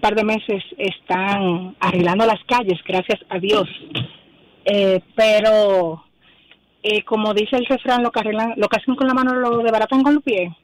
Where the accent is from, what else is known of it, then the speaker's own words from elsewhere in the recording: Evaristo Morales, Distrito Nacional, Dominican Republic; yo soy residente de Evaristo Morales